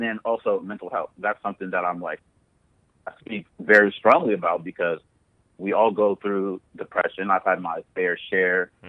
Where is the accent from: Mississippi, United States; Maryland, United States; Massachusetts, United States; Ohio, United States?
Ohio, United States; Columbus; moved away as an adult; also born or lived in Youngstown, Ohio / Nigeria (family origin); now in Los Angeles, United States; I was born and raised in Ohio. So, born in Youngstown, Ohio, and grew up in Columbus, Ohio.